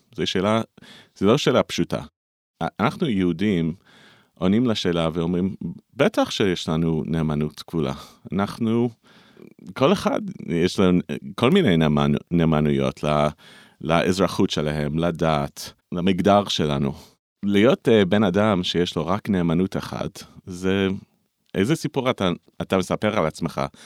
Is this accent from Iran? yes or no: no; United States; Hebrew is a second language; also born or lived in Israel; אני גר בארצות הברית, אה, נולדתי בארצות הברית, אבל גרתי פה בארץ uh, כמעט שליש מהחיים